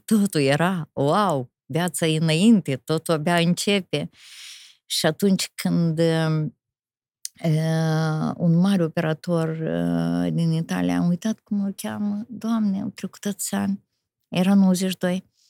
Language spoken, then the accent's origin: Romanian; Rezina, Rezina District, Moldova; chiar în orășelul rezina